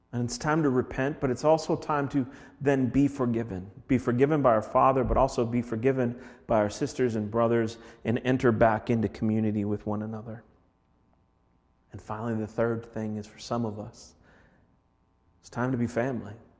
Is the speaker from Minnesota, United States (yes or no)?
yes; Minneapolis, Minnesota, United States; moved away; I'm from Minneapolis